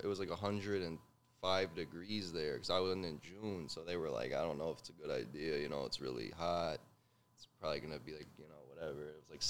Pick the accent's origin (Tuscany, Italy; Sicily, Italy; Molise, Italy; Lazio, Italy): Molise, Italy; Pizzone; I don't live there anymore, but I'm from Pizzone.